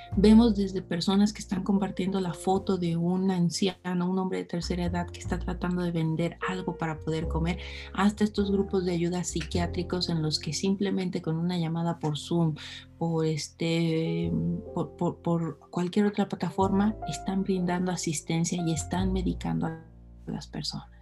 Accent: Mexico

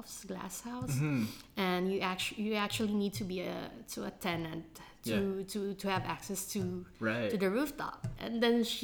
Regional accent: Philippines; growing up in the Philippines

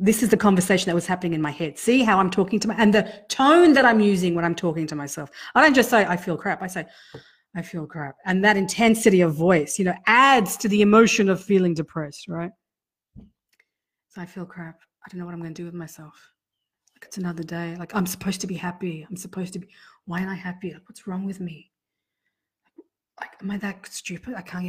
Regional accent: Sydney, New South Wales, Australia; now in Canberra, Australia; I came from Sydney, a big city where it was a different landscape, right? Total different landscape. And I came to Canberra

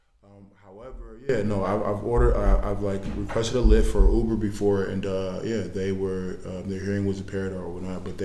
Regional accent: United States; I try to act like I'm not American at that point

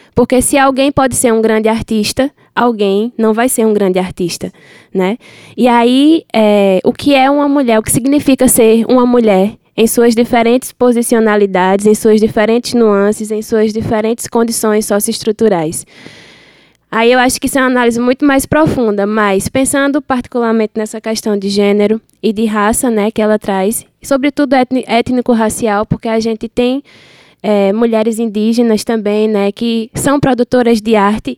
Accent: Sertão do Pajeú, Pernambuco, Brazil; sou do Sertão do Pajeú

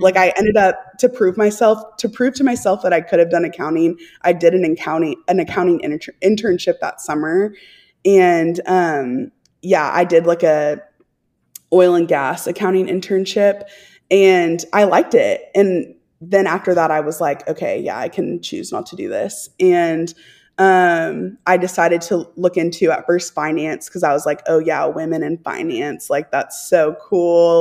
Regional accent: Texas, United States; I'm from Texas

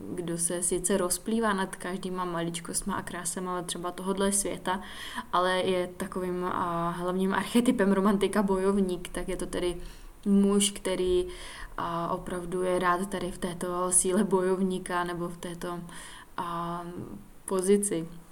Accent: Czechia; Studovala jsem tedy základku v Lučíně

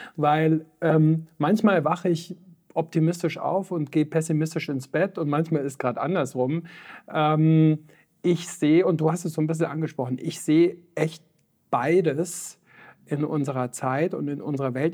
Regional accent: Füssen, Bavaria, Germany; aus dem Allgäu, wie gesagt, wo ich aufgewachsen bin, in Füssen, im schönen Füssen

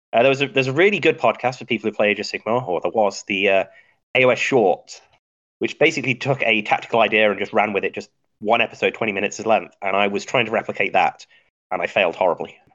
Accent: Midlands, United Kingdom; moved away as an adult; now in United States; I originally from the UK, uh, born in the Midlands, uh, best part of England

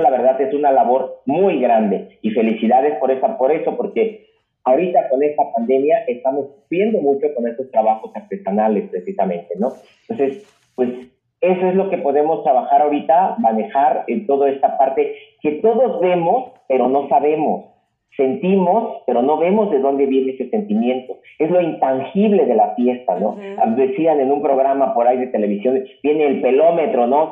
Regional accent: Juchitán de Zaragoza, Oaxaca, Mexico; yo soy de Cuchitán, Oaxaca

